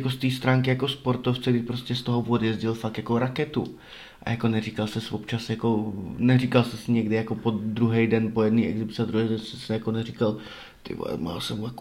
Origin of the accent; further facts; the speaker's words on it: Brumov-Bylnice, Zlín Region, Czechia; moved away; A já jsem jako z Brumova, co? Z metropole.